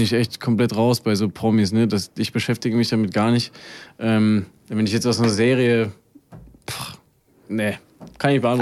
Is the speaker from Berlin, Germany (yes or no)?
no; Erfurt, Thuringia, Germany; also born or lived in Heidenheim; now in Braunschweig, Germany; ich bin, wie gesagt, in Erfurt groß geworden, äh, direkt am Blumenplatz.